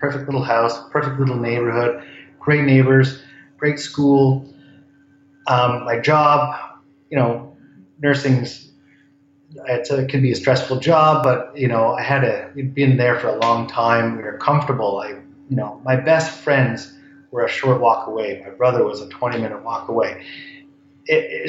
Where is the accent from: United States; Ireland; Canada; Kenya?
Canada; Ontario; moved away as an adult; now in Vancouver, Canada; I grew up in Ontario. I've been in Vancouver for 20 years.